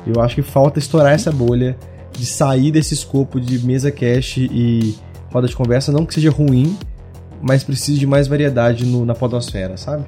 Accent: Minas Gerais, Brazil; eu sou de Minas

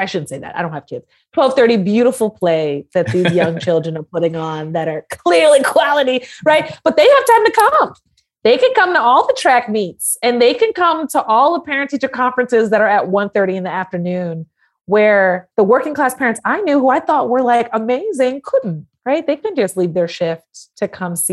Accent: New York City, New York, United States; I grew up in Harlem after my family got out of the military. So I'm originally from Harlem

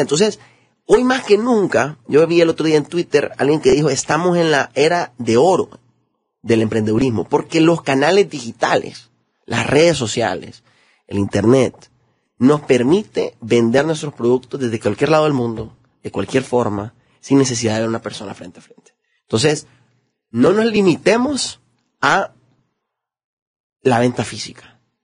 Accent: Honduras; los hondureños tenemos mucho potencial

